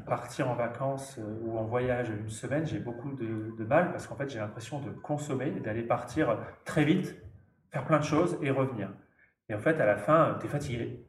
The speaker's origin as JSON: {"language": "French", "area": "Nord", "region": "Hauts-de-France", "country": "France", "tie": "born or raised there", "said": "je suis né dans le Nord, donc quelqu'un du plat pays"}